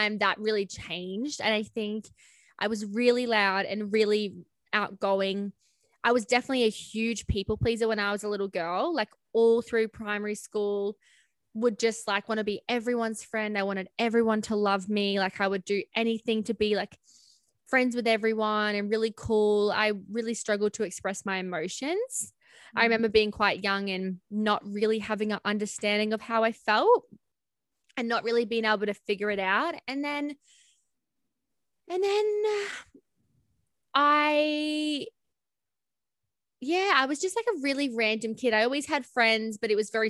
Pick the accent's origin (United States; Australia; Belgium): Australia; Cairns, Queensland; I grew up in Cairns in Queensland with my parents.